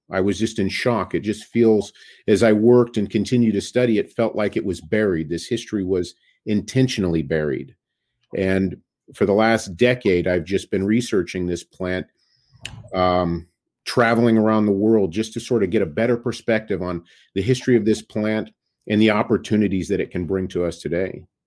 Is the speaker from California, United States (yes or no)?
yes; Sacramento, California, United States; also born or lived in Bay Area, California; Sacramento, California. Grew up in Northern California